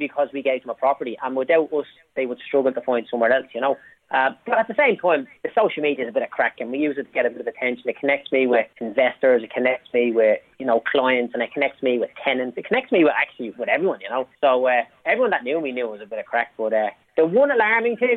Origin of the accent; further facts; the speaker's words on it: Dublin, Leinster, Ireland; I'm from Clondalkin, right? There's a good percentage of people on social welfare where I grew up